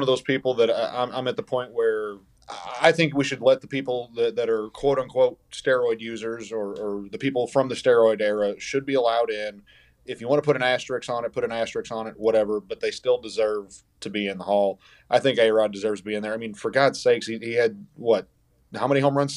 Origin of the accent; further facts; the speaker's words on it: St. Louis, Missouri, United States; growing up in Saint Louis